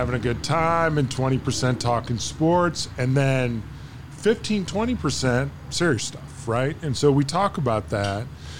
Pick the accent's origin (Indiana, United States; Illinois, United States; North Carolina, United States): Illinois, United States; I'm from Illinois